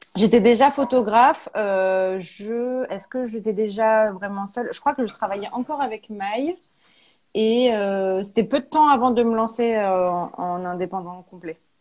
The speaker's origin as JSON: {"language": "French", "region": "Auvergne-Rhône-Alpes", "country": "France", "tie": "born or raised there", "also_born_or_lived": "Paris", "moved": "as an adult", "said": "on est originaire d'Auvergne"}